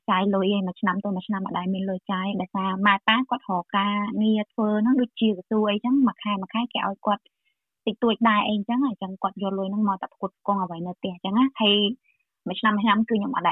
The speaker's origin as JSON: {"language": "Khmer", "region": "Kampong Cham", "country": "Cambodia", "tie": "born or raised there", "moved": "yes", "lives_now": "Melbourne, Australia", "said": "ពេលខ្ញុំនៅតូចហ្មង គឺខ្ញុំនៅខេត្តកំពង់ចាម"}